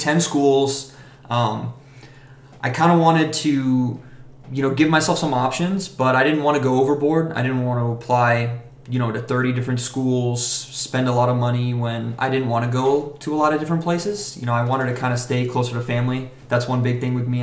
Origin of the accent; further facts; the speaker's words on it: Vero Beach, Florida, United States; I'm originally from Vero Beach, Florida.